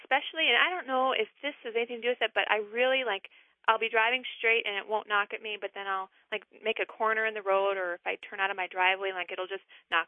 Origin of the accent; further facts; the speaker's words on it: Max, Minnesota, United States; now in River Falls, United States; I'm originally from Max, Minnesota, but I'm calling from River Falls, Wisconsin.